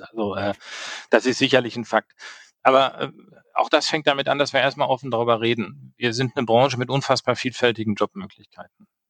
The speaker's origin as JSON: {"language": "German", "area": "Sauerland", "region": "North Rhine-Westphalia", "country": "Germany", "tie": "born or raised there", "moved": "yes", "lives_now": "Düsseldorf, Germany", "said": "gebürtiger Sauerländer"}